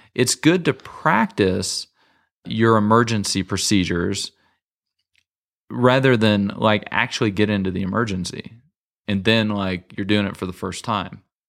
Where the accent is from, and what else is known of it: United States